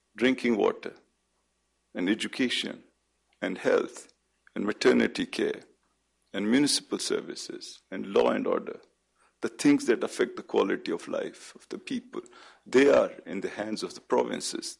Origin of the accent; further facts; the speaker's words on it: Pakistan; as a Pakistani